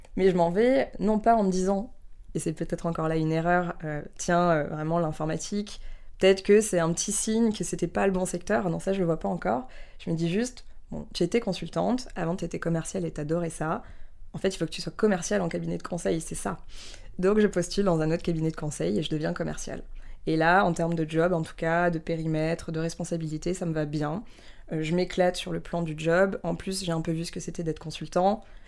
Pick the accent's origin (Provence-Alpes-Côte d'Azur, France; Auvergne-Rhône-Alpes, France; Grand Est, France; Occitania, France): Grand Est, France; near Strasbourg, Alsace; moved away; also born or lived in Paris; J'ai grandi près de Strasbourg, à la campagne, dans une petite famille